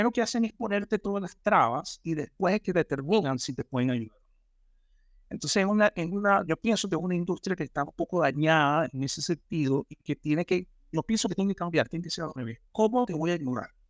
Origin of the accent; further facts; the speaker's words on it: Chile; yo te pago en Chile porque soy chileno.